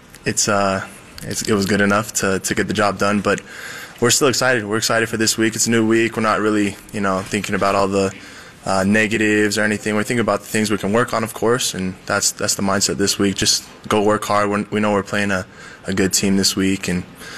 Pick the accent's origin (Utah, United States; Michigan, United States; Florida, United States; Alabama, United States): Utah, United States; Southern; now in Provo, United States; That's my hometown right there